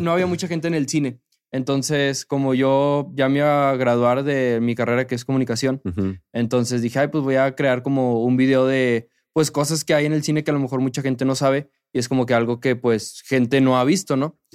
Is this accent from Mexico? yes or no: yes; Monterrey, Nuevo León, Mexico; yo le voy a los rayados, soy de Monterrey